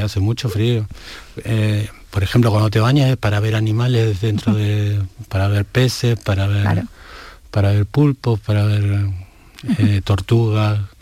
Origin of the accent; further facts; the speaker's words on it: Argentina; moved away; lo empecé a leer en la biblioteca municipal de mi pueblo, yo soy de un pueblo muy pequeño en Argentina